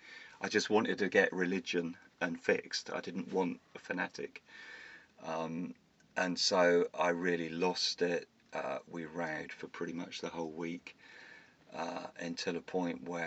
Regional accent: Bournemouth, South West England, United Kingdom; I was brought up in Bournemouth

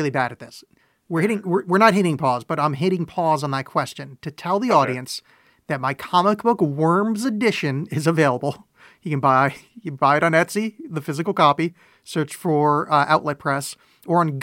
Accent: East Coast, United States; moved away; I grew up on the East Coast

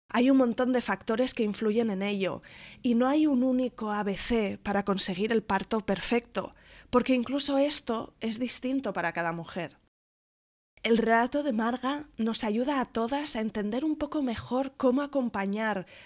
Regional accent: Salamanca, Castile and León, Spain; moved away as an adult; now in Fuerteventura, Spain; yo soy de Salamanca, eh, tengo 35 años ahora

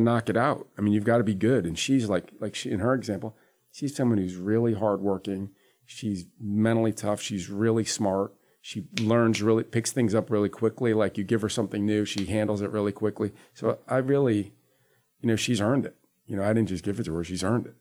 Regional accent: Springfield, Massachusetts, United States; now in Charlotte, United States; In New England, I'm from Springfield, Mass, originally

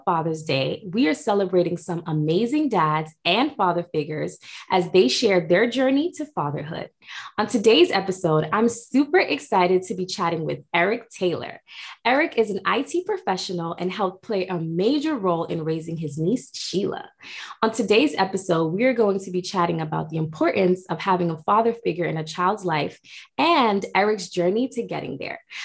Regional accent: Ghana; I'm Ghanaian, African, come from a big family too.

